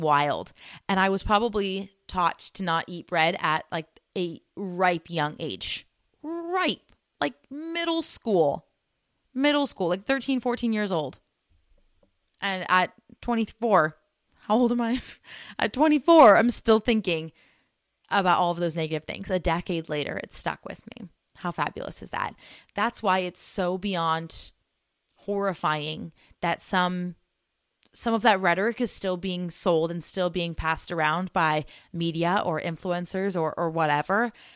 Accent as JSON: {"language": "English", "country": "United States", "said": "us Americans"}